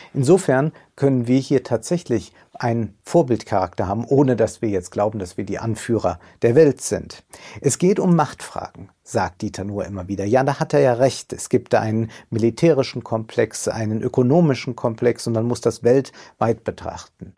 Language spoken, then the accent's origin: German; Rhineland, Germany; als Rheinländer